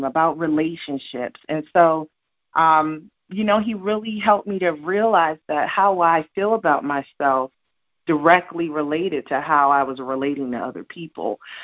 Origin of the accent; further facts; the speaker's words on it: Colorado Springs, Colorado, United States; also born or lived in New Jersey; I'm a girl from Jersey. But I grew up in Colorado Springs, too, so I rep Colorado, too